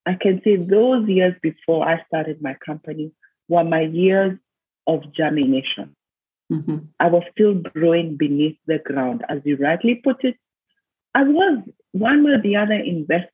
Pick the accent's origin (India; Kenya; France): Kenya; moved away as an adult; I was born in Kenya, went to school in Kenya, did my university in Kenya.